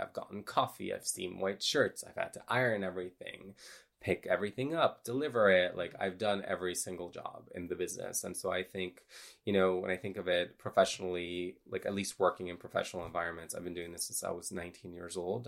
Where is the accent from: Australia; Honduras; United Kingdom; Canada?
Honduras; I grew up in a religious cult in a third world country. I'm from Honduras.